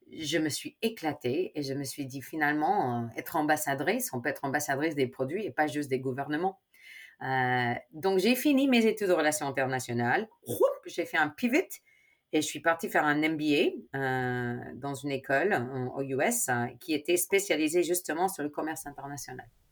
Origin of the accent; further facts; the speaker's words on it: Chicago, Illinois, United States; French is a second language; moved away as an adult; also born or lived in Spain; now in France; mes parents sont espagnols, ma, mais je suis née à Chicago